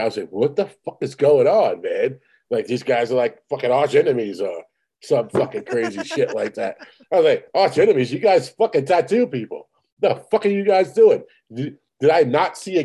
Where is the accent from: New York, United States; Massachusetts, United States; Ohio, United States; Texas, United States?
New York, United States; New York